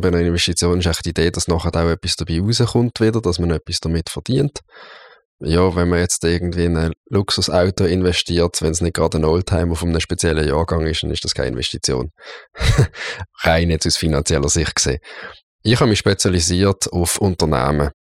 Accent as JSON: {"language": "German", "town": "Basel", "region": "Basel-Stadt", "country": "Switzerland", "also_born_or_lived": "St. Gallen", "said": "ausbildungsmässig bin ich äh, hier zu Basel ins Gimmi gegangen, ins Kirschgarten-Gimmi"}